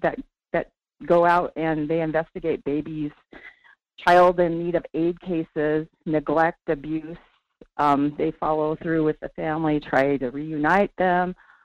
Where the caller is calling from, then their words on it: Sterling, Alaska, United States; calling from Sterling.